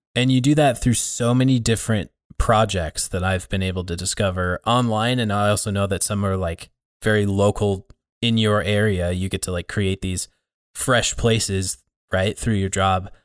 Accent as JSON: {"language": "English", "town": "Billings", "region": "Montana", "country": "United States", "tie": "born or raised there", "said": "growing up in the area. There's a, there's a handful of churches here in the Billings area"}